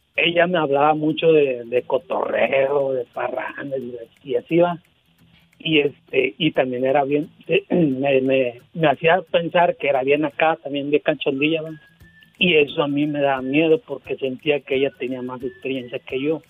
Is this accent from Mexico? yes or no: yes; Veracruz, Mexico; now in Monterrey, Mexico; yo no soy de Monterrey diva yo soy de Veracruz nada más que tengo 10 años viviendo aquí en Monterrey